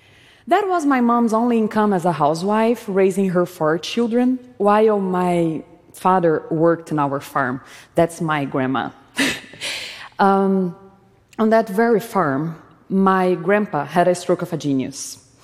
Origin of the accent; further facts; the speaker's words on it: Brazil; was a child, growing up in Brazil, I would play by stepping on cow's poop, barefoot